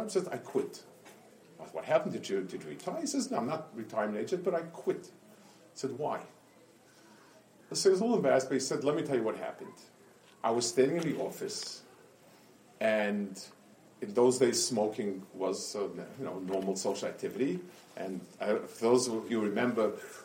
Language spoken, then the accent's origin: English; New York City, New York, United States; When I grew up on Lower East Side